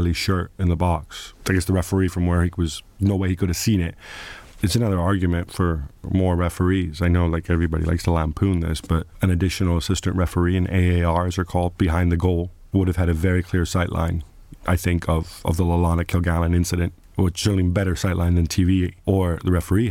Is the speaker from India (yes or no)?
no; Italy; now in United Kingdom; I come from Italy